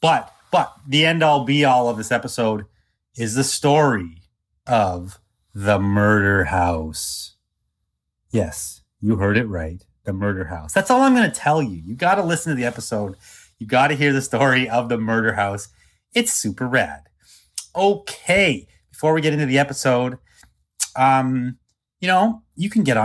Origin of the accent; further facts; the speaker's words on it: Canada; I'm like small town Canadian guy